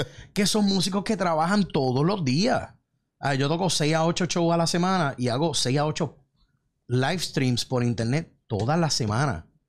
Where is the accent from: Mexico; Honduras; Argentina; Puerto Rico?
Puerto Rico; moved away as an adult; me fui de Puerto Rico